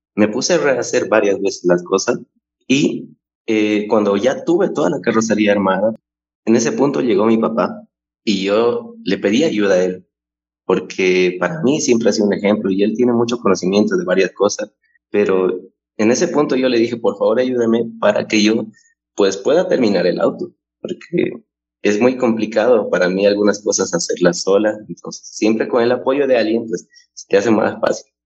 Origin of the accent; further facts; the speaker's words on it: Cochabamba, Bolivia; soy oriundo de Bolivia, Cochabamba es mi ciudad natal